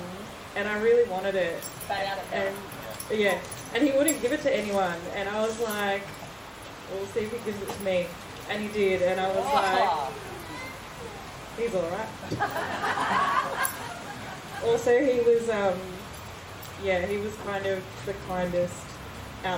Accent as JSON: {"language": "English", "country": "Australia", "tie": "born or raised there", "said": "I grew up in Morpera with my parents"}